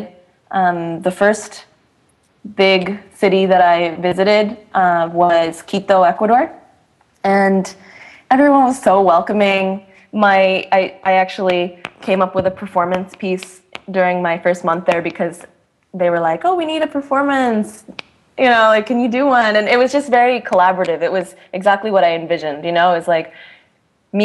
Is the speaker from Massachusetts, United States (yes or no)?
yes; Boston, Massachusetts, United States; I was born and raised in the Boston area